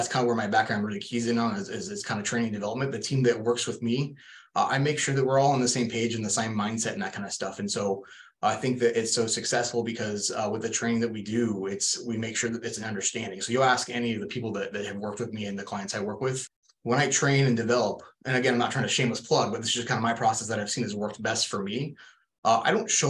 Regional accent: Portland, Oregon, United States; moved away as an adult; also born or lived in Boring, Oregon; now in Phoenix, United States; Born and raised in Portland, Oregon

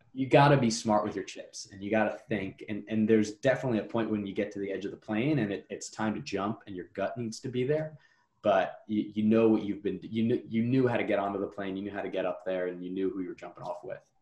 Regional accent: New Jersey, United States; now in New York, United States; I'm from New Jersey.

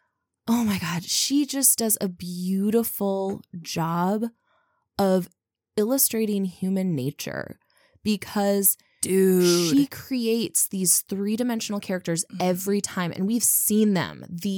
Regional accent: Midwest, United States; as, you know, people from the Midwest, as a Midwesterner, where we're constantly talking about niceness

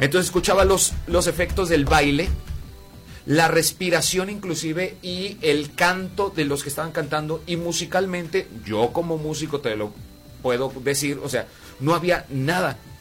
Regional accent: Mexico; como ciudadanos o como mexicanos

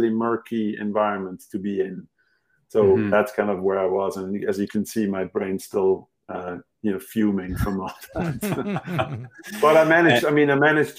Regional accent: Switzerland; English is a second language; moved away; my mother tongue clearly is not English

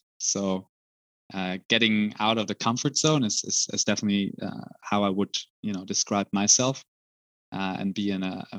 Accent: Brussels, Brussels-Capital Region, Belgium; moved away as an adult; also born or lived in Zurich, Switzerland / Munich, Germany; now in Amsterdam, Netherlands; as a small boy growing up in Brussels

